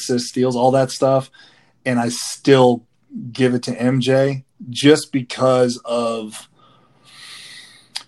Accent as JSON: {"language": "English", "town": "Baton Rouge", "region": "Louisiana", "country": "United States", "moved": "yes", "said": "I'm from Baton Rouge, Louisiana."}